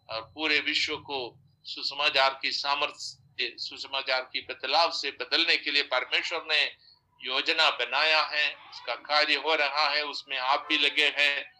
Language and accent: Hindi; Kerala, India; हम तो केरल में चार बार खाते हैं